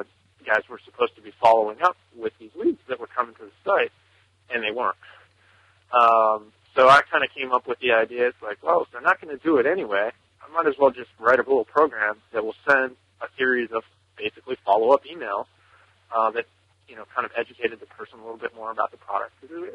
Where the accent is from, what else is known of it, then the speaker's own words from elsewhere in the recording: Newtown, Pennsylvania, United States; I'm from Newtown, Pennsylvania, in the United States. We're about 40 miles north of Philadelphia.